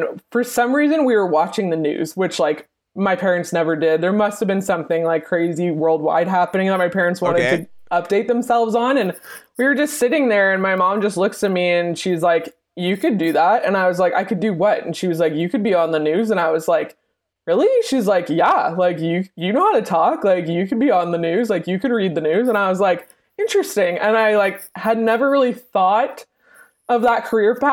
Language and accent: English; Southern Ontario, Canada; moved away as an adult; now in Edmonton, Canada; Born and raised in Southern Ontario